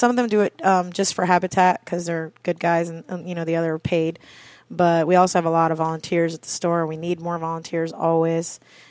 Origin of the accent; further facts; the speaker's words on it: the Florida Keys, United States; also born or lived in Maine; Everybody wants to live here in the Keys. It's beautiful. I grew up here.